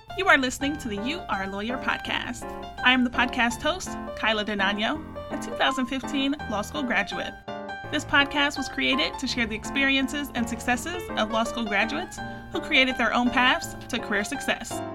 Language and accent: English; Ohio, United States; moved away as an adult; also born or lived in Louisiana; I'm from Ohio